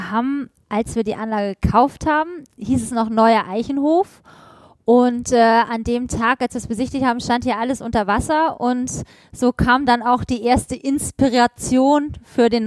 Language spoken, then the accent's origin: German; Hamburg, Germany; born there; moved away; Ich bin in Hamburg geboren und ähm, mein Vater hat dann irgendwann gesagt, so jetzt äh, Schluss mit ordentlichem Beruf.